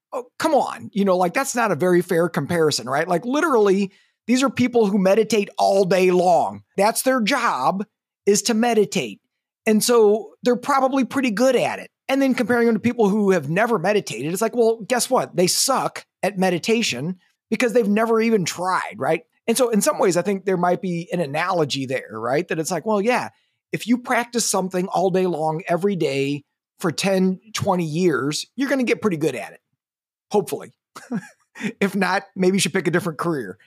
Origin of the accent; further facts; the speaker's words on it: Missouri, United States; now in Eugene, United States; I'm from Missouri, you know, the show me state